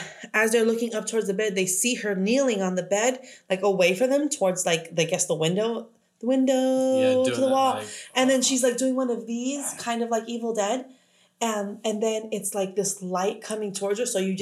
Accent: Los Angeles, California, United States; because I grew up in South Central.

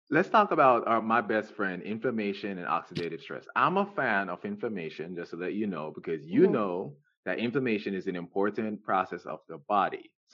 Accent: Jamaica; moved away; I'm Jamaican

